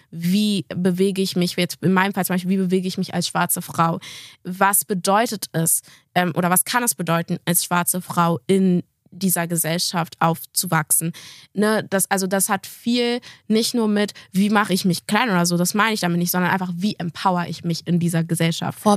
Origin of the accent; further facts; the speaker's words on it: Gambia; now in Germany; Sagst du, ich komme aus Gambia.